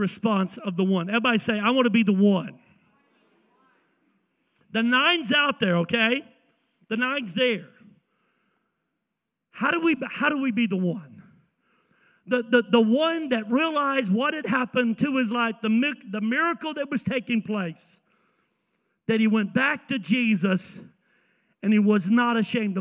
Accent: the South, United States; I'm from the South.

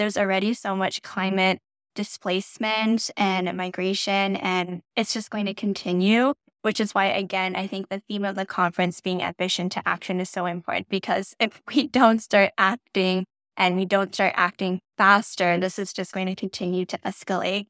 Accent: Canada; I'm not American, I'm Canadian

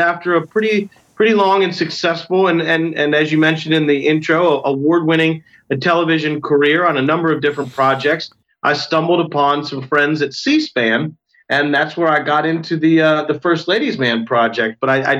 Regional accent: Washington, D.C. area, United States; even growing up outside of Washington, D.C., with politics right in my backyard

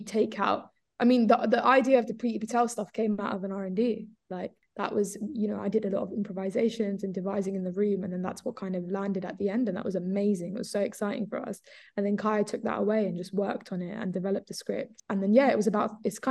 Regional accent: London, United Kingdom; I feel very London, because yeah, that's born and bred.

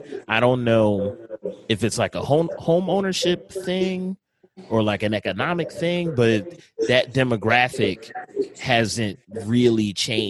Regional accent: Philadelphia, Pennsylvania, United States; I grew up in West Oak Lane

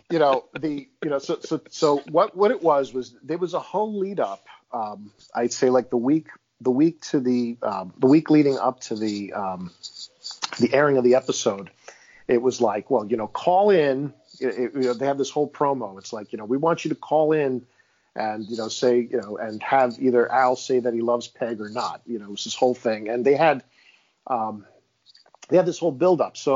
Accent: Queens, New York, United States; so I grew up in Queens, New York, right?

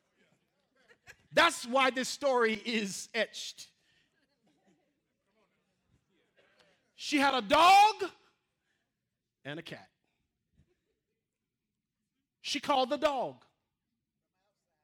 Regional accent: Mississippi, United States; I'm from Mississippi

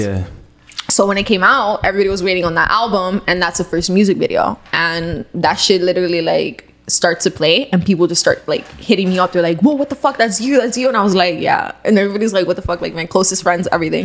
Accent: Cuba; I'm Cuban

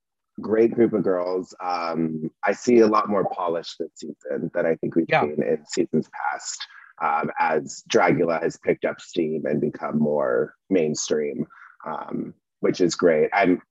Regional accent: Georgia, United States; I grew up in Georgia.

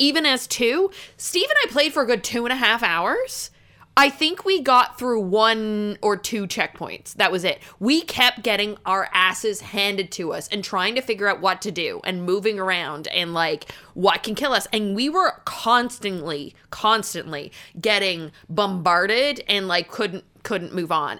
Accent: Canada; I'm Canadian

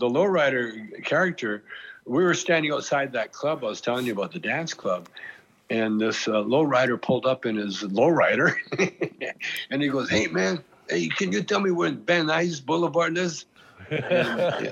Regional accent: Canada; moved away; I'm Canadian

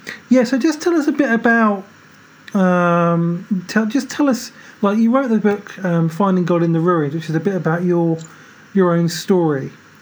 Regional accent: United Kingdom; now in London, United Kingdom; But, yeah, I'm London. Yeah. Obviously, I'm British.

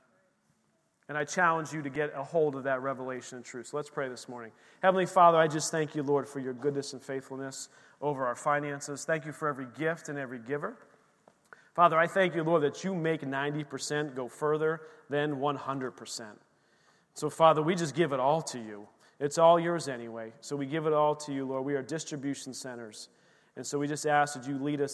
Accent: Bethlehem, Pennsylvania, United States; moved away; the church we grew up in the Lehigh Valley in Bethlehem, Pennsylvania

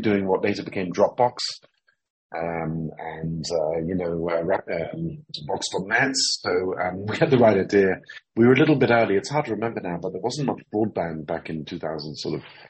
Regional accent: Jerusalem, Jerusalem District, Israel; also born or lived in London / Cambridge; I was born in London, but I first moved to Jerusalem when I was 7 years old. And so I've spent most of my life here in Jerusalem

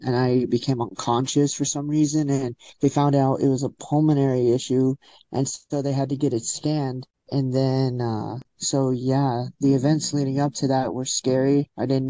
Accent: El Paso, Texas, United States; moved away as an adult; now in Colorado, United States; I grew up in El Paso, Texas all my life.

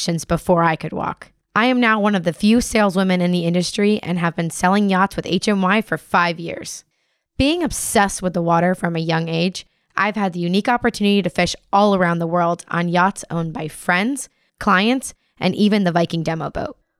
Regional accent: Florida Keys, United States; Born and raised in the Florida Keys as a sport fishing captain's daughter

